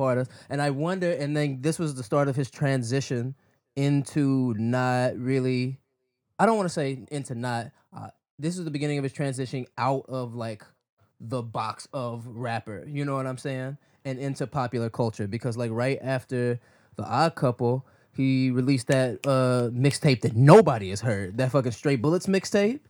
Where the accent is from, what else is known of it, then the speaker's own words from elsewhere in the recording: Midwest, United States; I'm still from the Midwest